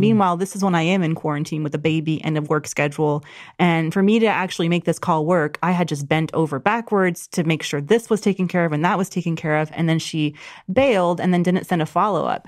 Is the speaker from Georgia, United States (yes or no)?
yes; Georgia, United States; my home state